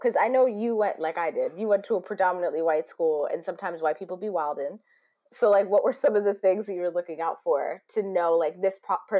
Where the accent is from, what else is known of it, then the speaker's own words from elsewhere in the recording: United States; I was born in America.